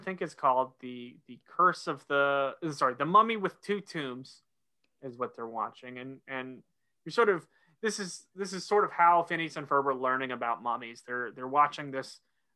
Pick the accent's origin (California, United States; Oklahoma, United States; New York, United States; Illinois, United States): Oklahoma, United States; moved away as an adult; now in North Carolina, United States; I grew up in Oklahoma, going to school in North Carolina